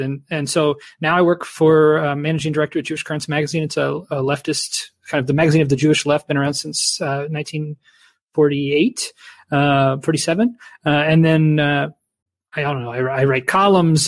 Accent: Canada; my child was born here, you know, I'm a Canadian

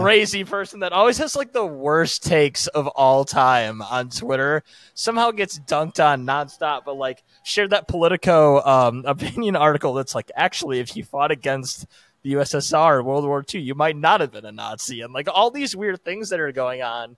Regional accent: United States; as an American

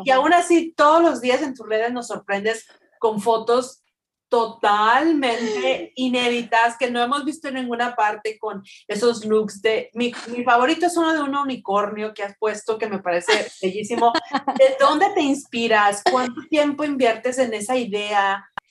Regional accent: Mexico; moved away; cuando éramos niños en México

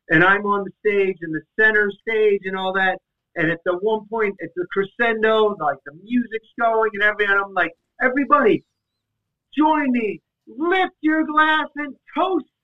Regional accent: Los Angeles, California, United States; I'm like, yes, I'm the one from LA at this point.

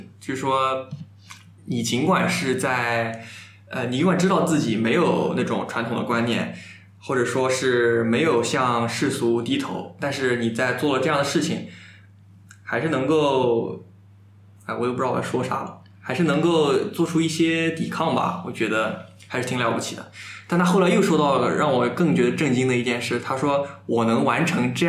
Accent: Jiangsu, China; 我们是江苏人是骂

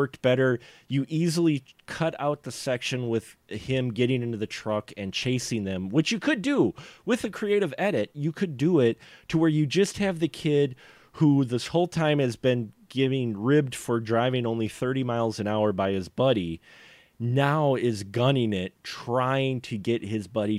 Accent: Wisconsin, United States; I'm from Wisconsin

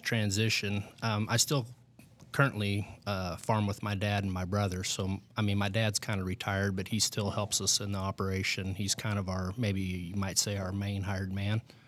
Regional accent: United States; I grew up in the Michigan Valley area. um, which would be over on the western side of the West Franklin District. So I've been a lifelong, uh, resident of this area

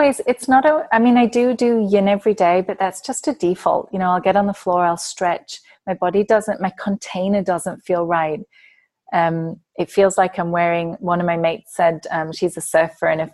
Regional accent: England, United Kingdom; moved away; as an English person

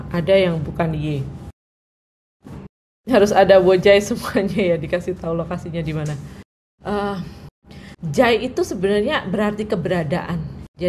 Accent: Java, Indonesia; first language Javanese; Indonesian is a second language; aku bukan Chinese native, aku orang Jawa tulen ya berbahasa Jawa dari kecil uh, dan aku tidak mengenal sama sekali, uh, tidak ada keluarga ataupun kerabat yang berbahasa Mandarin.

